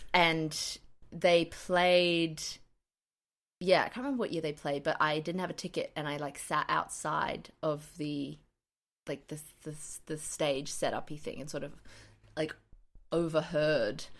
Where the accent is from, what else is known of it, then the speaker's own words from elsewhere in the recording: Queensland, Australia; being an adolescent in Queensland